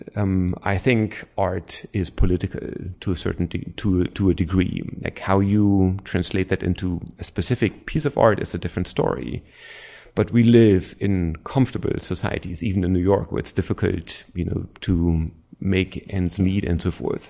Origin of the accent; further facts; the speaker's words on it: East Germany, Germany; accent: German; English is a second language; moved away as an adult; I grew up in East Germany